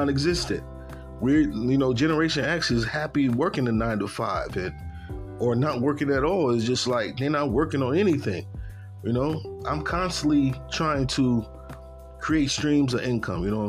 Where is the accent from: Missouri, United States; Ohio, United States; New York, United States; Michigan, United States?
New York, United States; Buffalo; moved away as an adult; now in Tennessee, United States; I'm from Buffalo, New York